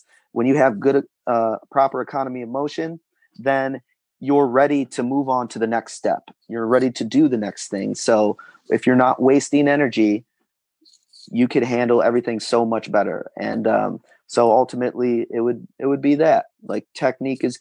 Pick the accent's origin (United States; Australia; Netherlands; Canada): United States; Rochester, New York; I'm from New York, mm-hmm. Rochester, New York